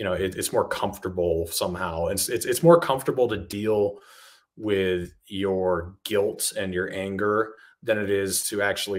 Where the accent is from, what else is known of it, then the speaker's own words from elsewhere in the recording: New Hampshire, United States; since I grew up in New Hampshire, I know the state very well